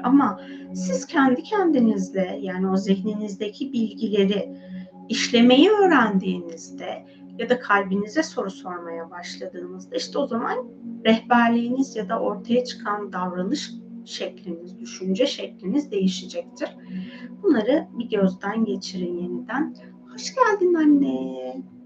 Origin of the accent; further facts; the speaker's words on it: Anatolia, Turkey; moved away as an adult; now in Istanbul, Turkey; Ben hani çocukluğum ve gençlik sürecim daha çok benim Anadolu'da geçti.